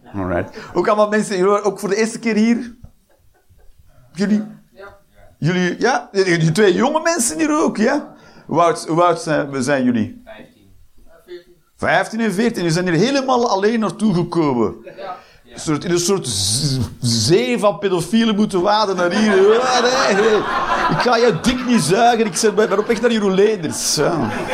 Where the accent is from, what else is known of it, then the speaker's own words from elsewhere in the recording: Flanders, Belgium; now in Eindhoven, Netherlands; ik ben een Belg, een Vlaming